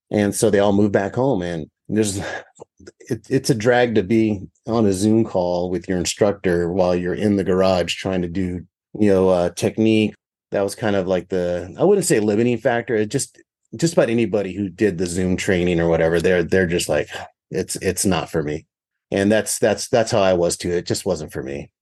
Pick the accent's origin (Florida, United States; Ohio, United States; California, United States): California, United States; the area I grew up in California was pretty rural